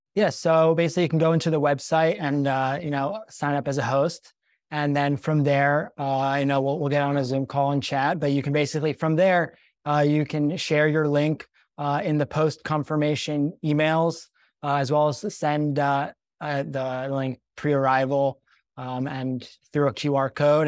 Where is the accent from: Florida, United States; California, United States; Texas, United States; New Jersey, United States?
New Jersey, United States; Cherry Hill; moved away as an adult; also born or lived in Israel; I grew up in Cherry Hill, New Jersey, the small suburb outside of Philadelphia.